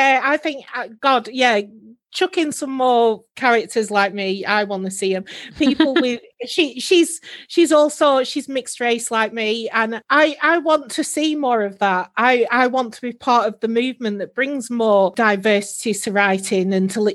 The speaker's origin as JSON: {"language": "English", "town": "Preston", "region": "North West England", "country": "United Kingdom", "moved": "yes", "lives_now": "Northumberland, United Kingdom", "said": "I live in Northumberland now, but I'm from Preston"}